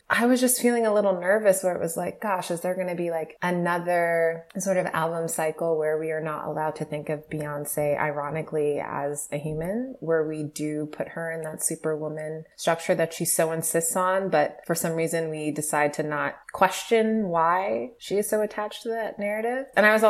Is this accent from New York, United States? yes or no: yes; New York City, New York, United States; I'm from Brooklyn, like I'm from Canarsie, I'm from … territory, right?